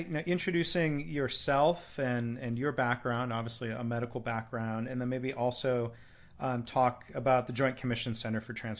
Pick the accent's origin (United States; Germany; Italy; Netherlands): United States; Michigan; We're both from Michigan. Our dads were both engineers in the auto industry